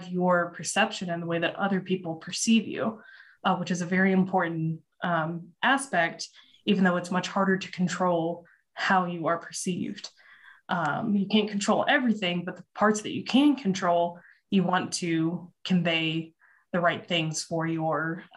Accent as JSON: {"language": "English", "town": "Louisville", "region": "Kentucky", "country": "United States", "tie": "born or raised there", "moved": "yes", "lives_now": "Austin, United States", "said": "growing up in Louisville, as we say it"}